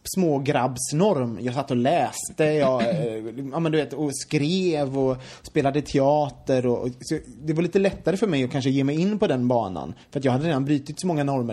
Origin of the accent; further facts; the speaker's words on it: Gothenburg, Västra Götaland, Sweden; jag kommer från Göteborg